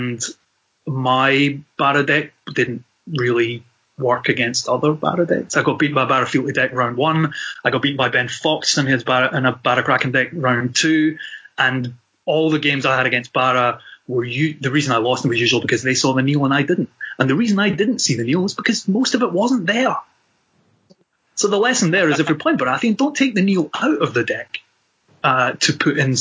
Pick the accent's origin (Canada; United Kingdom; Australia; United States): United Kingdom; Scotland